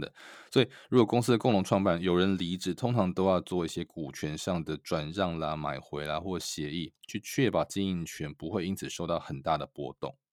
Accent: Taiwan; also born or lived in Silicon Valley; now in United States; 对于我，台湾人来说

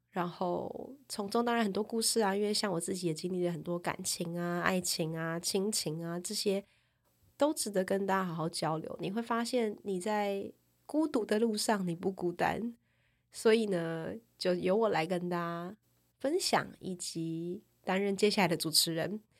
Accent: Taichung, Taiwan; moved away as an adult; also born or lived in Taipei; 我是个台中人

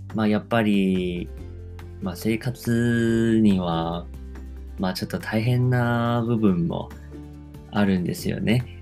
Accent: Taiwan; Japanese is a second language; moved away as an adult; now in Japan; 台湾生まれ、台湾育ちなんですけど、で大学卒業してから、えー、まあ、日本に来て

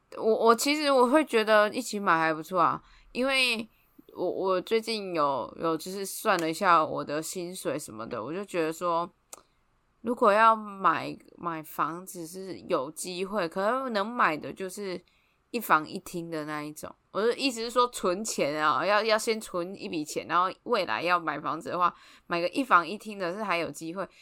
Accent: Taiwan; 政治上我是台湾人啊，嗯，嗯，嗯，嗯，中华民国人

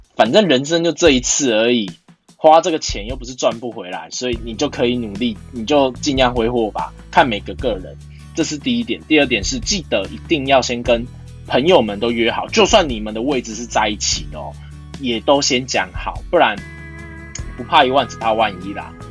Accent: Taiwan; 我现在台湾

